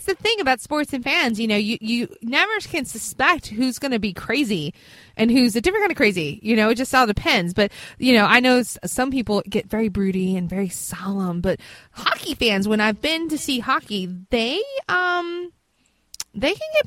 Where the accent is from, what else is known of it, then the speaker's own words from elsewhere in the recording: Virginia, United States; I am from Virginia